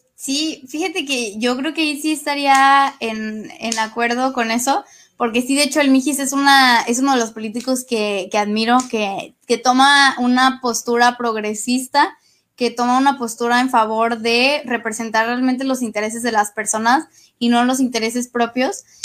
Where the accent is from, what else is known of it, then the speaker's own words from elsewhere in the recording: Mexico; lo que queremos o a lo que aspiramos como mexicanas y como mexicanos